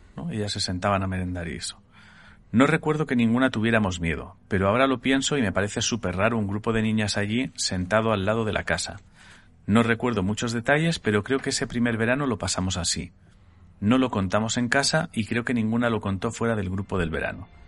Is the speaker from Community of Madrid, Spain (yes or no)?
no; Sant Andreu de Llavaneres, Catalonia, Spain; una cafetería de mi pueblo, en San Andrés de Habaneras